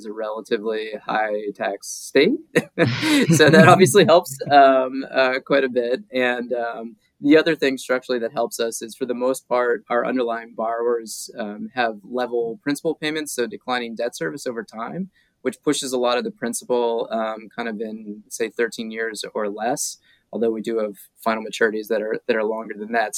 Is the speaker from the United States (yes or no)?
yes; Ohio, United States; moved away as an adult; now in Vermont, United States; I've been in Vermont 6 years. I went to college here, but I am from Ohio originally